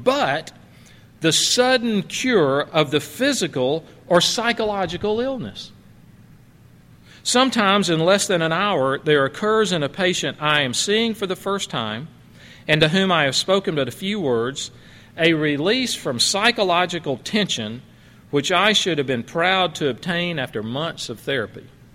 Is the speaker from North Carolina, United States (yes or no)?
no; Alabama, United States; my hometown in Alabama